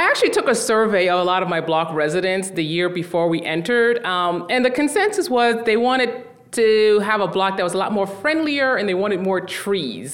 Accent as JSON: {"language": "English", "town": "New York City", "region": "New York", "country": "United States", "tie": "born or raised there", "said": "I was born and raised in Brooklyn, so all my life."}